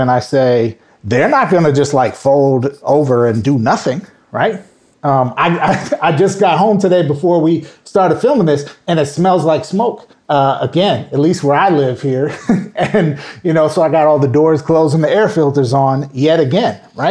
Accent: Minnesota, United States; moved away; I grew up in Minnesota

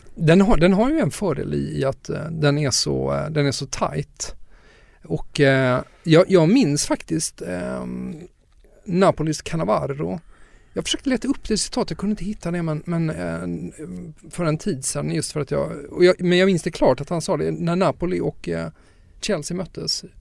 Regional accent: Lund, Skåne, Sweden; min morfar som jag växte upp med i, i Lund väldigt mycket

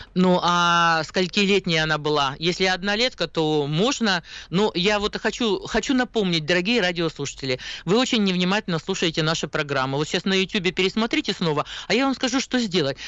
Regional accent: Siberia, Russia; мы сибиряки, у нас э, холоднее все-таки

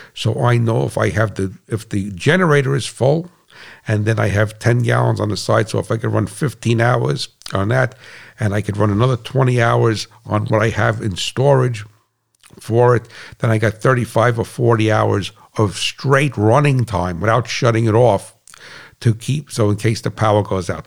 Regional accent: United States; I'm an American

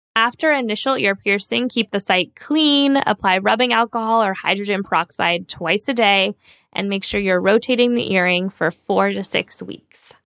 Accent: San Diego, California, United States; I grew up in San Diego, so Southern California

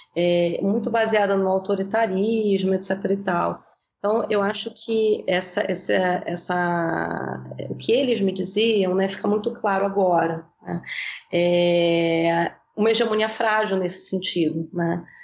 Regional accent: Brazil; nós que somos brasileiros no próprio Brasil

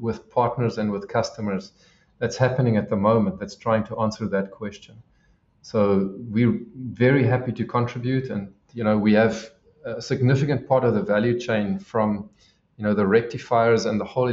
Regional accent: South Africa; being South African

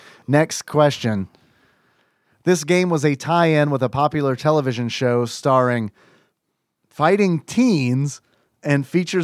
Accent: Kentucky, United States; West Kentucky.

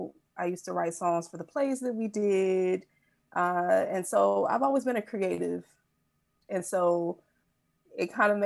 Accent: Detroit, Michigan, United States; now in Los Angeles, United States; I'm originally from Detroit, Michigan.

